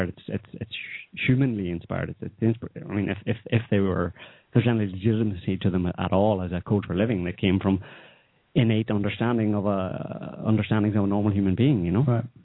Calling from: Oklahoma, United States

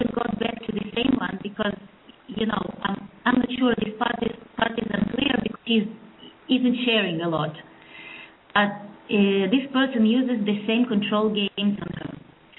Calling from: Belarus; I'm calling from Belarus.

